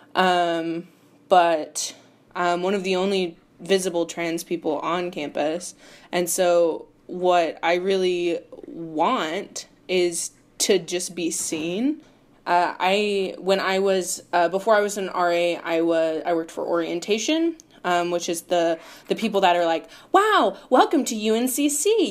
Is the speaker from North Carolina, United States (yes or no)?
yes; Charlotte, North Carolina, United States; I was born and raised in Charlotte, North Carolina